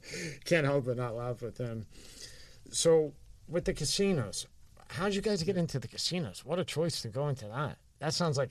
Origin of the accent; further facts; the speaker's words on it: Philadelphia, Pennsylvania, United States; I grew up in South Philly.